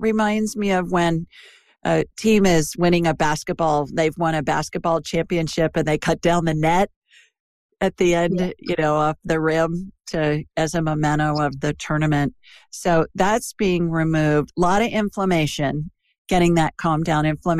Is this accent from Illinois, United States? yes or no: no; Ohio, United States; now in Birmingham, United States; I'm obviously not from the South. I'm a Yankee who's transplanted. Are you? Yeah, Ohio.